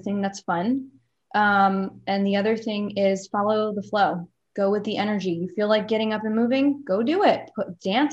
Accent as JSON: {"language": "English", "region": "New Jersey", "country": "United States", "said": "I'm from New Jersey"}